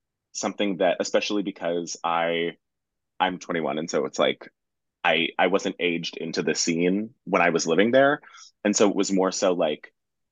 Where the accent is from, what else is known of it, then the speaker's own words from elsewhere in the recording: Bay Area, California, United States; moved away as an adult; now in Brooklyn, United States; I'm originally from the Bay Area. I moved out here